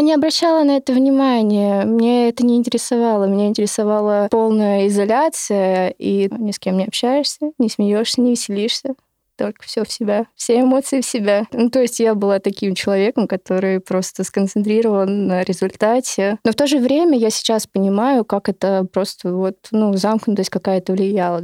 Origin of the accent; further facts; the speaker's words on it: Krasnodar Krai, Russia; я, наверное, представляю южный регион нашей страны, потому что я не из Москвы